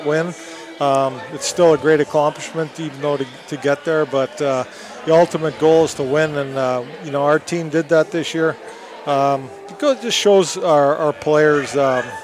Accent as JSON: {"language": "English", "country": "Canada", "tie": "born or raised there", "moved": "yes", "said": "my hometown in Canada."}